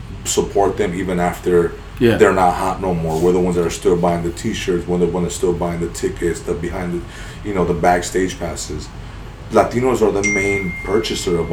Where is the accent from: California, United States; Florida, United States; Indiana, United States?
California, United States; San Fernando; I'm from San Fernando. Grew up right there.